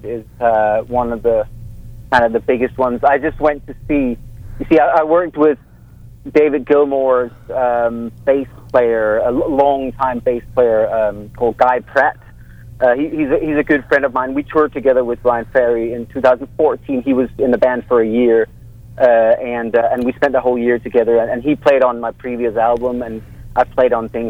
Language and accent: English; Copenhagen, Capital Region of Denmark, Denmark; now in Los Angeles, United States; I'm from Copenhagen